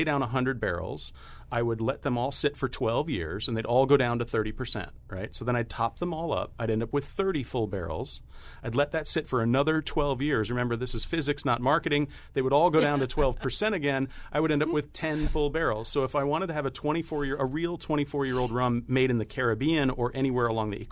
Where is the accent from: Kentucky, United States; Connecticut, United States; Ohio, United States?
Connecticut, United States; Mystic; I grew up racing sailboats in Mystic, Connecticut